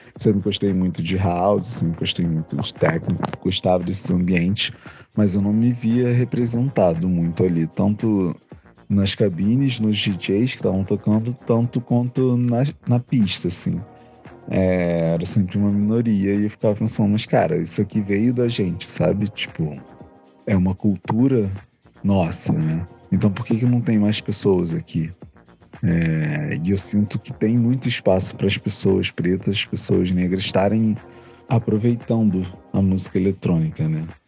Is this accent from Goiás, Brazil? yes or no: no; Rio de Janeiro, Brazil; sou aqui do Rio